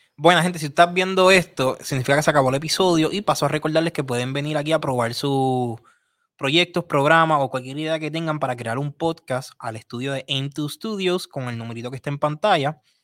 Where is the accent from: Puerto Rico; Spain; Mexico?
Puerto Rico; como puertorriqueños